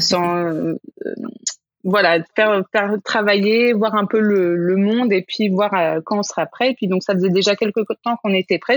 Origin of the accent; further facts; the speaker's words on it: France; moved away; je suis française